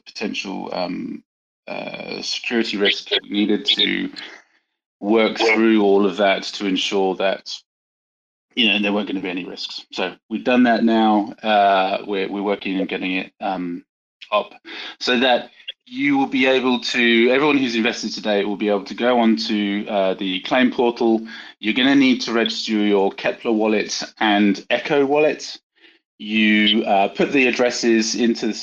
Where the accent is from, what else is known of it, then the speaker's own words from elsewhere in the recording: United Kingdom; being a Brit and a German